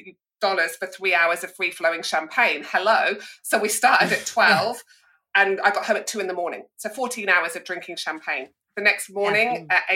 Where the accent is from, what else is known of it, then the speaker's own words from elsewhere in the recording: Northern England, United Kingdom; moved away as an adult; also born or lived in London; I discovered alcohol growing up in Northern England in the 80s and 90s